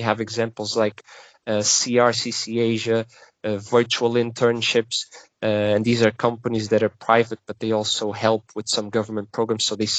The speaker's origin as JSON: {"language": "English", "country": "Portugal", "said": "I know that, for example, my home country, Portugal, there is government programs that send university graduates and young graduates to China"}